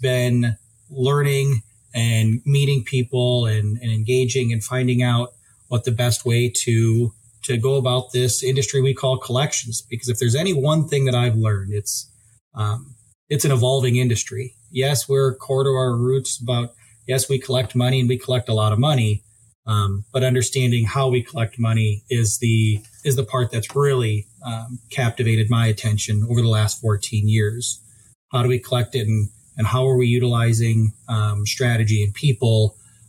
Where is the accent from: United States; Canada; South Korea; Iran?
United States; Sioux Falls, South Dakota; moved away as an adult; now in Fargo, United States; I'm originally from the Sioux Falls area